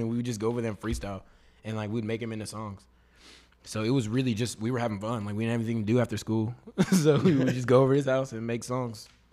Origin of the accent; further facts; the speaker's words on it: Katy, Texas, United States; also born or lived in Austin, Texas; I was born in Austin, but I grew up in Katy, so I'm from Katy, Texas